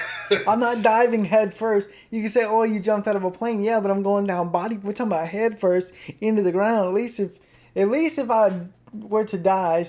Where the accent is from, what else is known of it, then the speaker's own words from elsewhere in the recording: Cleveland, Tennessee, United States; We're from Cleveland, Tennessee.